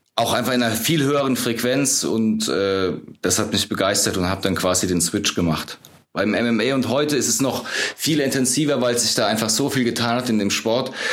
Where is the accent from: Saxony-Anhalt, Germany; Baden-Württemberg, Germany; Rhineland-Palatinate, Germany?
Rhineland-Palatinate, Germany; Ludwigshafen; moved away as an adult; also born or lived in England; now in Munich, Germany; Also ich bin in Ludwigshafen am Rhein groß geworden, so im Südwesten von Deutschland